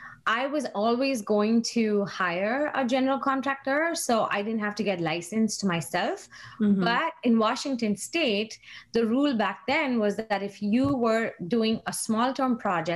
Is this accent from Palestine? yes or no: no; India; moved away; I moved here from India in 2006, and that was like a huge change for me, like culturally, mentally, everything, right?